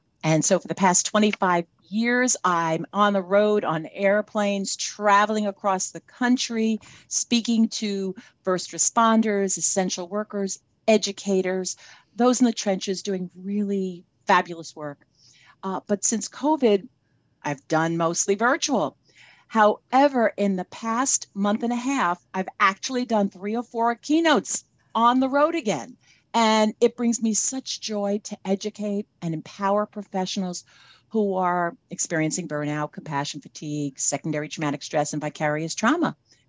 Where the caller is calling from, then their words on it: New Jersey, United States; also born or lived in Boca Raton, Florida; I'm here in New Jersey. I spent 6 months in New Jersey and about 6 months in Boca Raton, Florida.